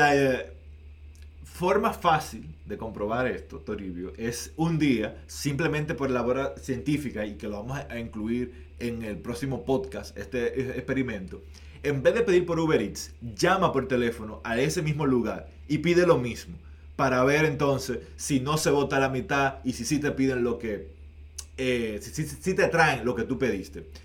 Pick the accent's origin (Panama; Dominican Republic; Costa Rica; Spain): Dominican Republic; now in Canada; en mi país